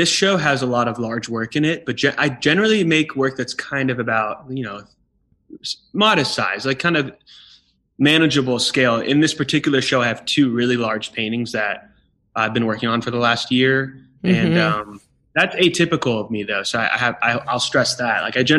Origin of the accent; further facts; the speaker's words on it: California, United States; from California, which I love the East Coast, but it was a shock.